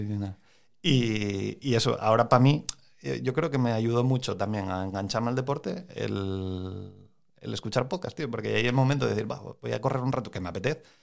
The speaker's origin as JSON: {"language": "Spanish", "town": "Moreda", "region": "Asturias", "country": "Spain", "said": "Yo soy de Moreda."}